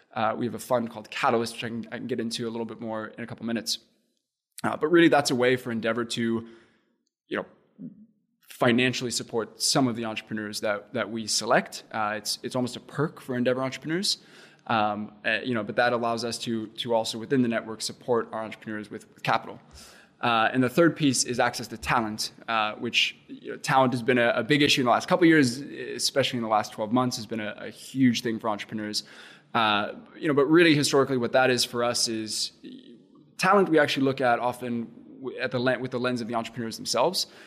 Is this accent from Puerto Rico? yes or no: no; Cape Town, Western Cape, South Africa; moved away as an adult; also born or lived in Indiana, United States; now in Indianapolis, United States; I grew up in Cape Town, went to, went to school there, uh, went to high school there, and then actually made it to Central Indiana to play baseball.